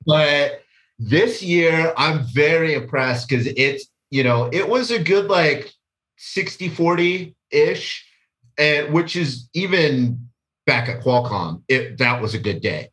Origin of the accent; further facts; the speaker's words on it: California, United States; also born or lived in Washington, D.C.; I was born in Washington, D C, and, but we moved to California when I was two